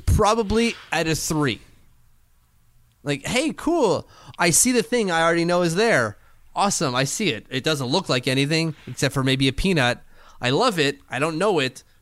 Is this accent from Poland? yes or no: no; Canada; As a Canadian